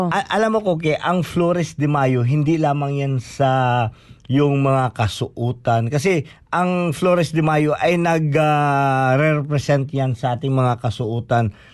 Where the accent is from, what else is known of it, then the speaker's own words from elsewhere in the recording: Philippines; Ibig sabihin, pag sinuot ko ito, malaman mo talaga na Pilipino ako kasi hindi yan sinusuot ng ibang bansa.